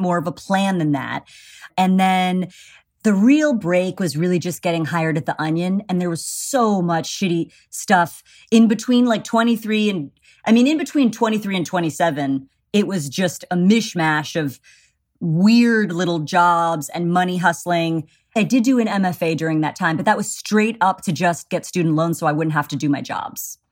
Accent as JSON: {"language": "English", "town": "Pittsburgh", "region": "Pennsylvania", "country": "United States", "tie": "born or raised there", "said": "I'm Pittsburgh, Squirrel Hill"}